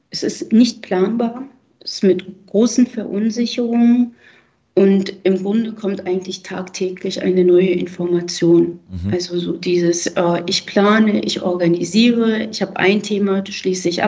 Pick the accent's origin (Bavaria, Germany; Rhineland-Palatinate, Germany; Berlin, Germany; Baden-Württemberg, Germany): Berlin, Germany; Ich selber habe ja eben gesagt, bin aus Berlin und ich war die Tage am Berliner Hauptbahnhof und habe es mit eigenen Augen gesehen.